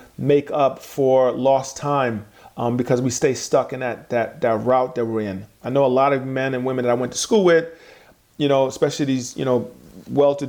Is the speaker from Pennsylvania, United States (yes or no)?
no; New York City, New York, United States; have an experience of growing up with immigrant parents, then growing up in New York City